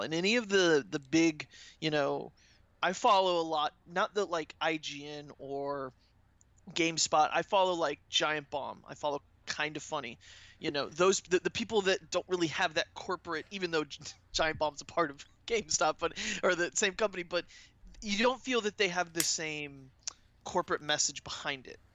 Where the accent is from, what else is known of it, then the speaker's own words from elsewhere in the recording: Orlando, Florida, United States; I'm from Orlando